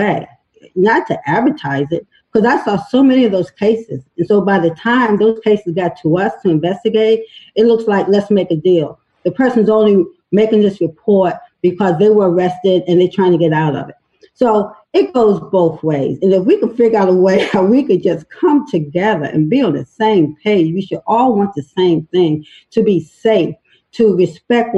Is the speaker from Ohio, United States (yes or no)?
no; Baltimore, Maryland, United States; I'm a Baltimore native. I was born in East Baltimore, Carolina, East Preston Street.